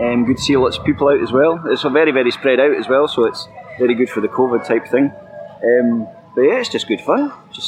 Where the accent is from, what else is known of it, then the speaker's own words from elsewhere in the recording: Blairgowrie, Scotland, United Kingdom; I'm actually from Blairgowrie, so I'm just along the road.